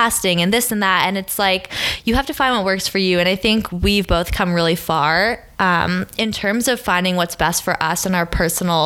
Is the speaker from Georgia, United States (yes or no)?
no; Maine, United States; moved away as an adult; now in New York City, United States; we're both from Maine. We grew up like 10 minutes from each other